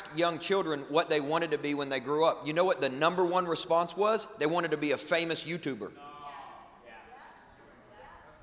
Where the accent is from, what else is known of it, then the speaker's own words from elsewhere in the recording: West Kentucky, United States; I grew up in West Kentucky.